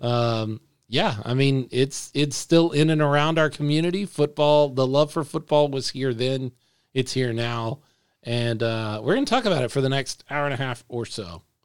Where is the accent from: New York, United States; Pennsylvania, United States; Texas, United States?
Texas, United States; Dallas; now in San Antonio, United States; I grew up in North Texas for the first thirty years or so of my life